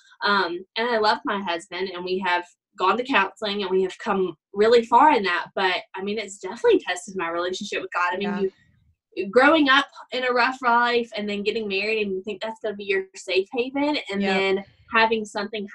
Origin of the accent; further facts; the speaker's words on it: Alabama, United States; moved away as an adult; also born or lived in Georgia; now in Colorado Springs, United States; I am from Alabama.